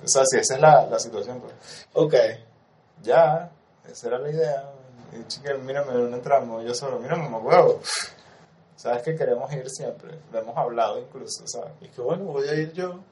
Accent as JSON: {"language": "Spanish", "country": "Venezuela"}